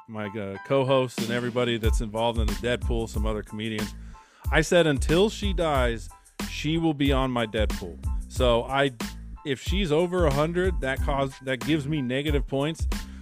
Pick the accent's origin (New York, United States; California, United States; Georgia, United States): California, United States; Bay Area; I'm from the Bay Area